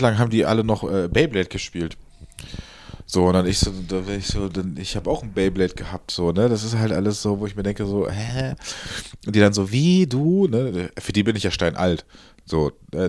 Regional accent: Cologne, North Rhine-Westphalia, Germany; ich bin Kölner durch und durch

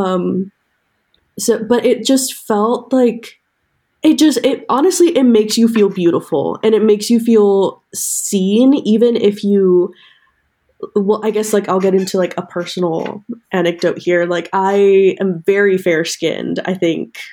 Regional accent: New York, United States; I was born in New York, but, like, not the city.

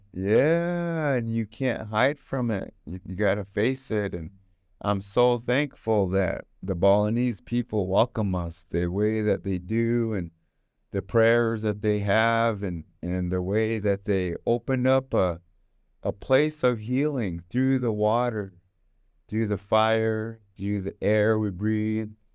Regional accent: United States; I got the tail end of growing up in America w, as a native

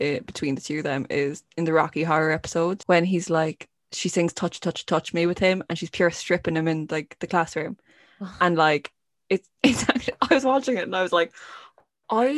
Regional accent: Ireland; as an Irish person

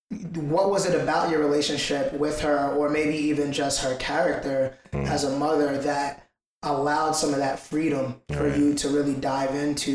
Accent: Ghana; I'm from Ghana.

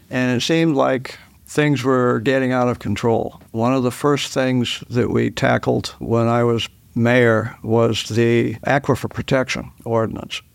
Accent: Dover, New Hampshire, United States; I was born in Dover. Uh, my father was, uh, Doctor Galt, a physician in Dover for forty-seven years, and I was raised here in Dover

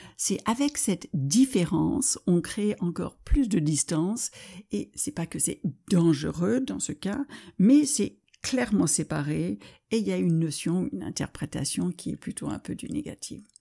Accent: United States; French is a second language; moved away; also born or lived in France

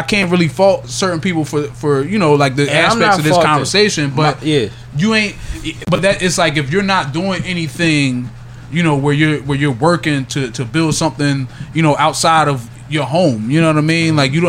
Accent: Yeadon, Pennsylvania, United States; also born or lived in Philadelphia; So I was born in South Philly.

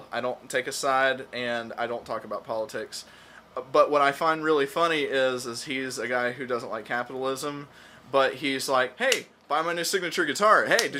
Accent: Albuquerque, New Mexico, United States; moved away; I was born in Albuquerque, New Mexico.

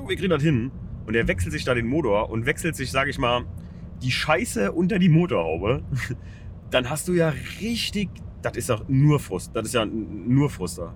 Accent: Germany; Ferienort, in dem wir uns hier gerade befinden, ja, mein, mein Heimatort

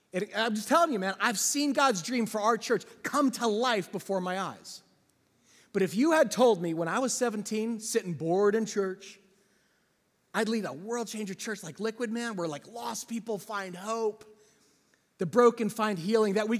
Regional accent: New Jersey, United States; I grew up in a small town in New Jersey

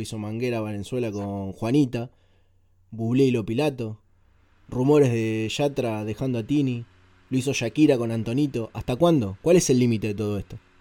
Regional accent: Argentina; nos tenemos que hacer respetar como argentinos

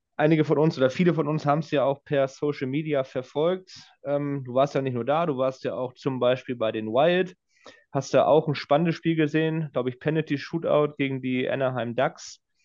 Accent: Northern Germany, Germany; als Norddeutscher und einer, des, der des Plattdeutschen Mächtiges

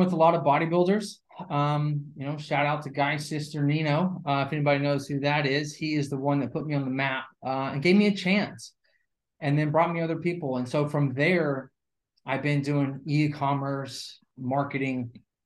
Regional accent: Alabama, United States; Born and raised in Alabama, 23 years, grew up working hard for my dad in construction

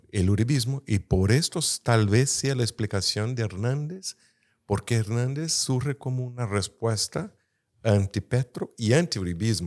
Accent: Brazil; Spanish is a second language; soy brasileño

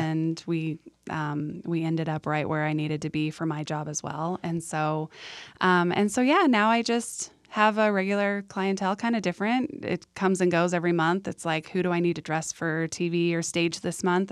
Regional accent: San Diego, California, United States; moved away as an adult; also born or lived in Idaho; now in Utah, United States; I grew up in San Diego

